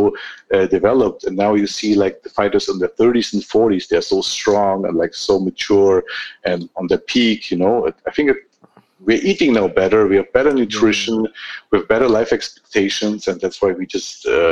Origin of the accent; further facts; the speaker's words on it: Germany; also born or lived in Armenia; I grew up in Germany. I got my education in Germany